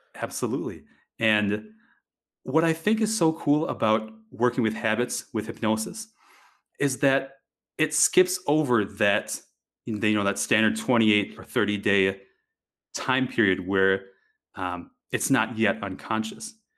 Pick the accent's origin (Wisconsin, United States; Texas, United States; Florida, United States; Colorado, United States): Wisconsin, United States; moved away; I grew up in Wisconsin, of all places